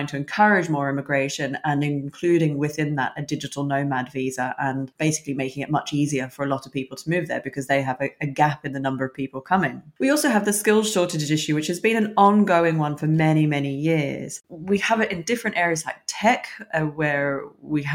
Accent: Australia; moved away as an adult; now in United Kingdom; I'm originally Australian myself. I migrated to the UK when I was 21.

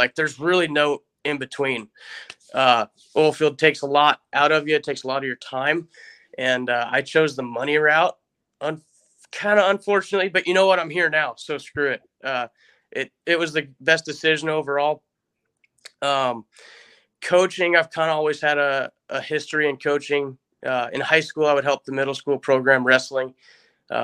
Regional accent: Alaska, United States; moved away as an adult; now in Georgia, United States; originally born and raised in Alaska, moved down to Georgia 3 years ago now, I think, right out of high school, 2010. I graduated in 2010

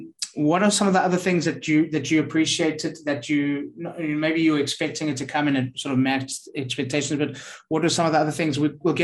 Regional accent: Johannesburg, Gauteng, South Africa; now in Portugal; I'm from Johannesburg

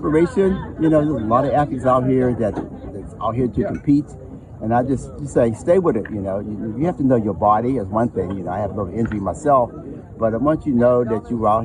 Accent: Pittsburgh, Pennsylvania, United States; I'm from Pittsburgh. You know, I started my track career right here in Pittsburgh, so it's nice to be home

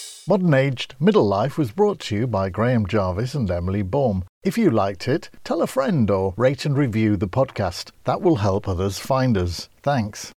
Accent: Grimsby, Yorkshire and the Humber, United Kingdom; I come from Grimsby, known for its flatness.

